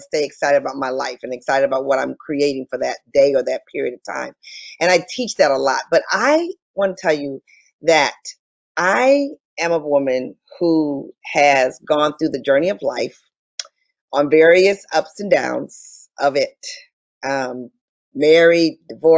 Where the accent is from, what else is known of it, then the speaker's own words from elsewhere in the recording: Detroit, Michigan, United States; I'm originally from Detroit, Michigan, and I grew up in a phenomenal household.